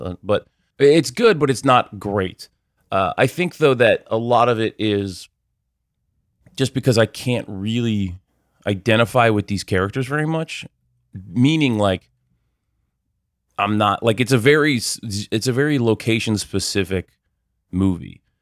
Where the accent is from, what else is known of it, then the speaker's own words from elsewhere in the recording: United States; as a American